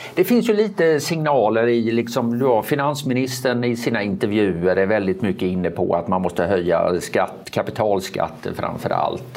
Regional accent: Sweden; Jag är liksom uppväxt i ett Sverige när det var panik när arbetslösheten gick över 2

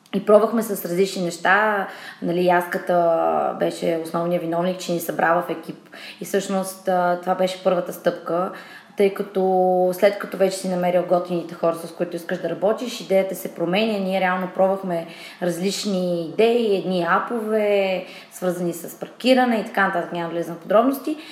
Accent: Asenovgrad, Plovdiv Province, Bulgaria; now in Sofia, Bulgaria; От Асеноград съм родом, но вече от доста време живея в София

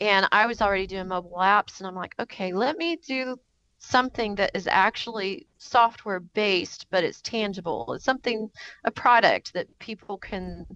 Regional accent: Kansas City, Missouri, United States; We are from Kansas City, Missouri, which is like a big barbecue spot here in the U.S.

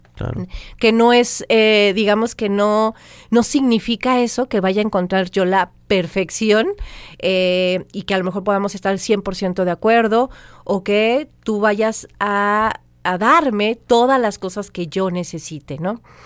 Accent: Maya, Yucatán Peninsula, Mexico; yo también soy maya chiquita

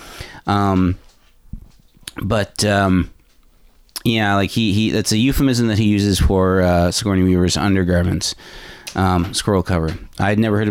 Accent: Newfoundland and Labrador, Canada; moved away; also born or lived in Nova Scotia / New Brunswick / Ontario / Toronto; I am from Newfoundland. I've lived in Nova Scotia, New Brunswick, and different parts of Ontario.

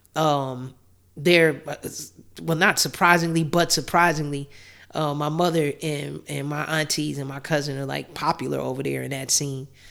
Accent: Chicago, Illinois, United States; born and raised in Chicago

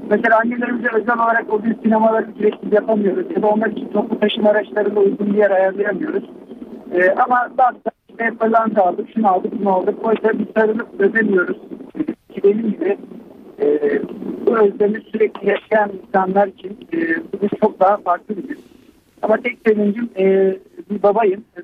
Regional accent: Malatya, Turkey; now in Milas, Turkey; Malatyalıyım ama şu anda Milas'ta arıyorum sizde.

